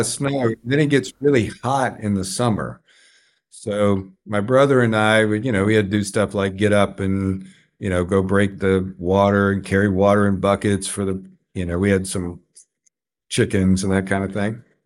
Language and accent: English; Carl Junction, Missouri, United States; also born or lived in Atlanta, Georgia; I grew up in Carl Junction